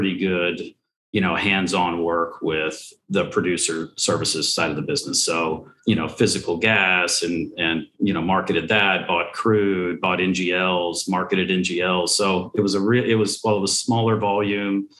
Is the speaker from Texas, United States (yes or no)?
yes; Houston, Texas, United States; I'm born and raised in Houston.